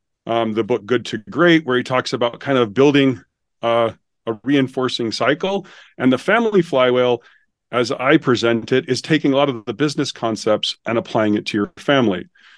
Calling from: Utah, United States; I'm located just south of Salt Lake City, Utah.

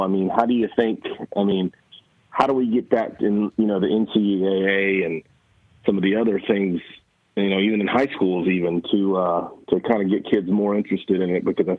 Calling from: Savannah, Georgia, United States; Savannah, Georgia.

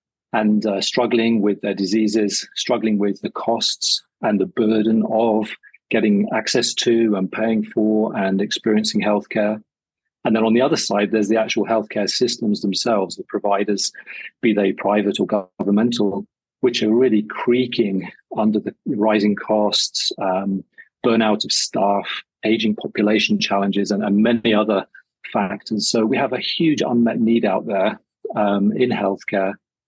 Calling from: Switzerland; And I'm dialing in from Switzerland, and it's 35 degrees Celsius, bright sunshine, and as you say, wonderful mountain view.

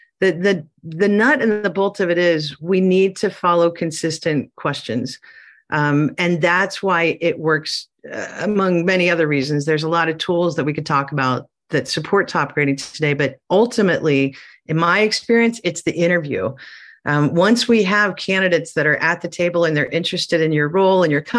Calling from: southern Chile, Chile; I am calling in from Southern Chile.

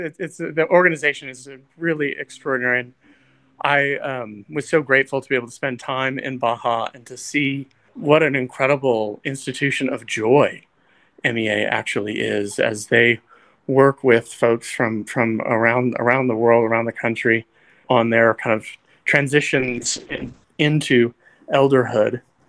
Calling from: Las Cruces, New Mexico, United States; I'm actually calling from Las Cruces today.

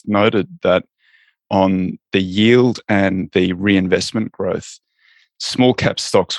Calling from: Los Angeles, California, United States; I'm in Los Angeles in California, the United States of America.

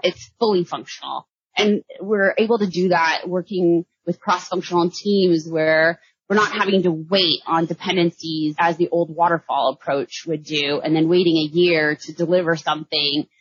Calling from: Austin, Texas, United States; I'm calling in from Austin, Texas.

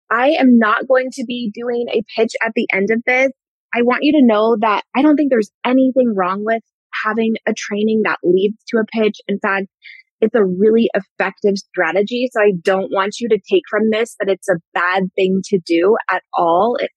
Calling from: Denver, Colorado, United States; I live in Colorado. I'm joining you from the Denver area right now.

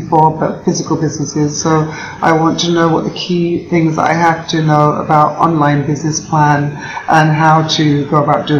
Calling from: St. Lucia; I'm calling from St. Lucia.

